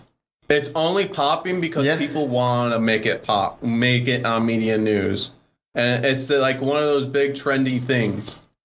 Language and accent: English; Wisconsin, United States; moved away; I came from Wisconsin a long time ago.